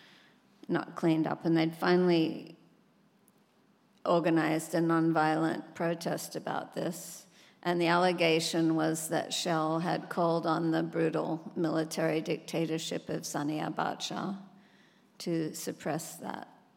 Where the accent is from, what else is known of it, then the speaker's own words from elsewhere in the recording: Sydney, New South Wales, Australia; my dad worked as a proofreader on the local paper in my hometown, Sydney, Australia.